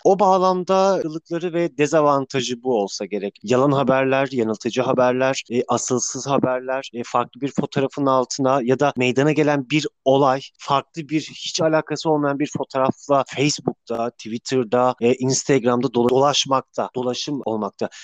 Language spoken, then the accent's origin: Turkish; Samsun, Turkey; Samsun'da yaşıyorum. Samsun'da doğdum.